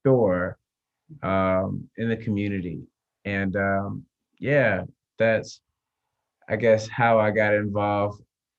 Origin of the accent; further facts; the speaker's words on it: Atlanta, Georgia, United States; I'm from Atlanta, born and raised